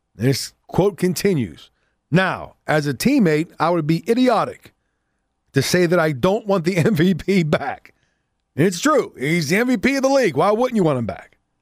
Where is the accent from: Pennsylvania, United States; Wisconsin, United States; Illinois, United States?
Pennsylvania, United States; Southwest; accent: Johnstown; I have that accent. That's how I guess where I grew up. I grew up in Southwest Pennsylvania